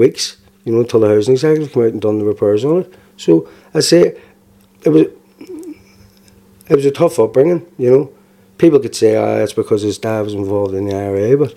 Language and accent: English; Belfast, Northern Ireland, United Kingdom; also born or lived in Turf Lodge, Belfast; I was born in Spring Hill, 1978